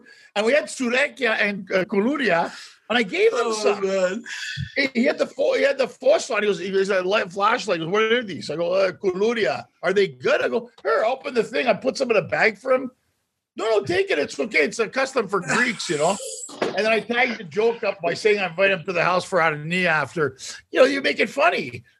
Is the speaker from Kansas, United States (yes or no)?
yes; Kansas, United States; Are you from Kansas? I'm from Kansas.